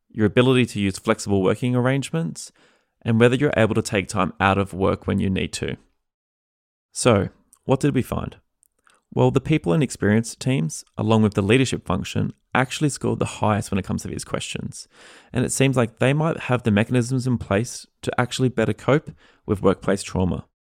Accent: Australia; now in United States; being an Australian living in America

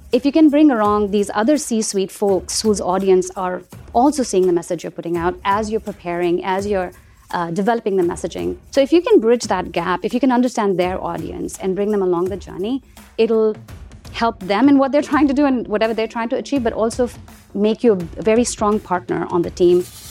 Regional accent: India; moved away; I grew up in India, and the brand that I, um, remember fondly from my childhood is Cadbury

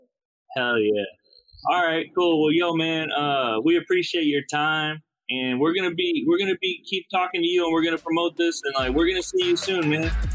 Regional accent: St. Louis, Missouri, United States; I'm from the Midwest. I'm from uh, St. Louis

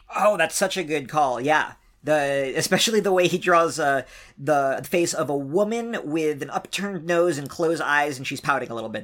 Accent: East Coast, United States; I'm from the East Coast

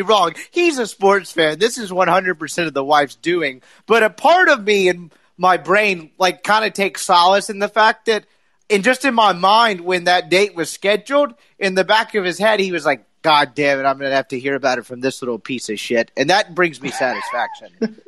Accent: the South, United States; I'm from the South

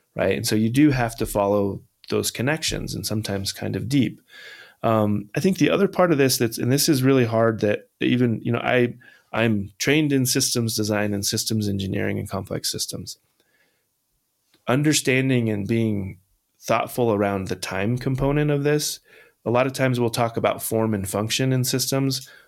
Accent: Holcomb, Kansas, United States; now in Massachusetts, United States; Holcomb, Kansas, the town I grew up

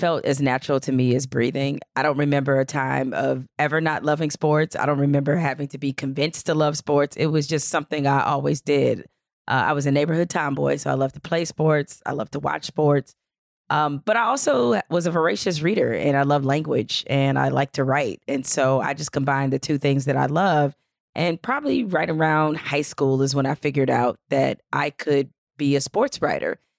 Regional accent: Detroit, Michigan, United States; I grew up in Detroit

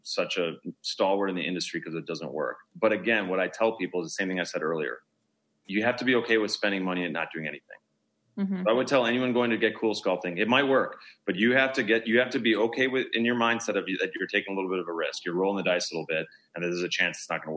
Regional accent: Milwaukee, Wisconsin, United States; now in Beverly Hills, United States; I'm from Milwaukee, Wisconsin.

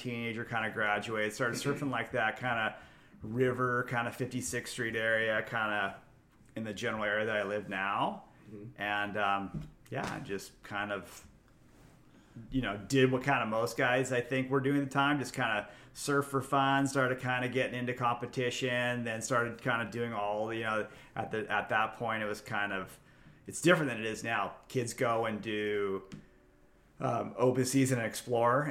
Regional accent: Fullerton, California, United States; also born or lived in Newport Beach, California; I went to Sunny Hills High School

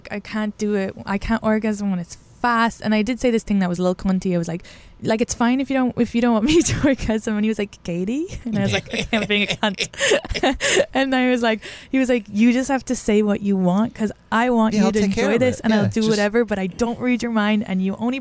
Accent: Ireland; I'm also from Ireland

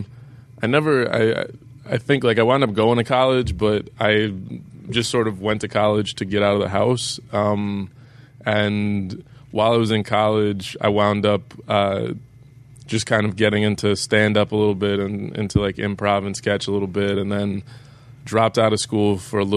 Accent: Dallas, Texas, United States; also born or lived in North Carolina / New York; now in Los Angeles, United States; Originally, I grew up in Dallas, Texas, and then I moved to North Carolina for a little bit

